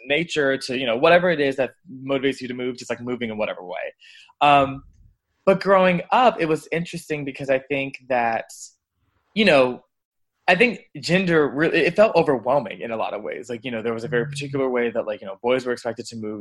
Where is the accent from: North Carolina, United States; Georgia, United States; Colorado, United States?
Georgia, United States; Atlanta; now in Washington, DC, United States; I live in DC right now, but I'm actually originally from Atlanta, Georgia.